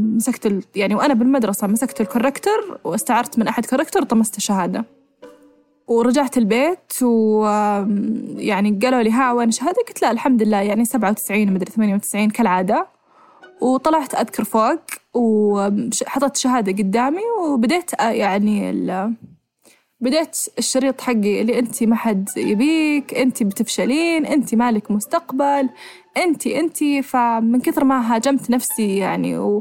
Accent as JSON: {"language": "Arabic", "country": "Saudi Arabia", "said": "احنا عندنا بالسعوديه"}